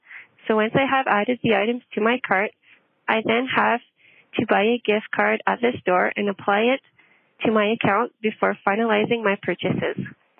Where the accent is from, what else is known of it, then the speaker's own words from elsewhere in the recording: Cochrane, Ontario, Canada; I'm from Cochrane, Ontario.